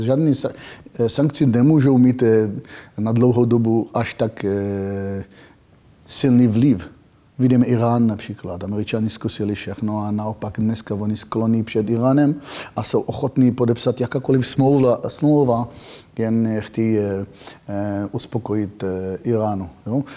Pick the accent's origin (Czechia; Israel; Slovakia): Israel; Czech is a second language; moved away as an adult; now in Czech Republic; pocházím z Izraele takže narodil jsem do války, žil jsem pořád ve, ve stresu